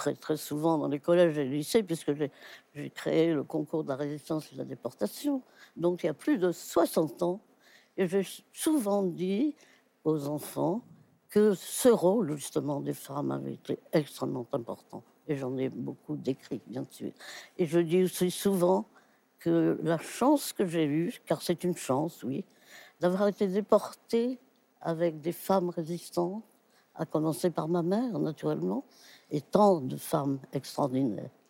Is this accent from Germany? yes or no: yes; Wiesbaden, Hesse, Germany; born there; Moi, je suis né en Allemagne parce que mon père était militaire, officier, et il, était en garnison en Allemagne euh, après la guerre. Je suis né en 23